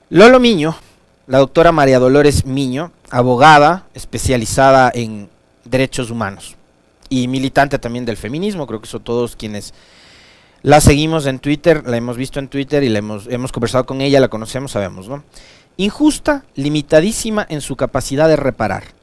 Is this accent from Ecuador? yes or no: yes; Quito, Pichincha, Ecuador; also born or lived in Bolívar; Sin ser quiteño, como dice mi cédula, habiendo vivido 40 de los 40 años de mi vida en esta ciudad, habiéndome criado acá, estudiado acá, vivido los 40 años de mi vida aquí, amo esta ciudad como propia. Amo Quito.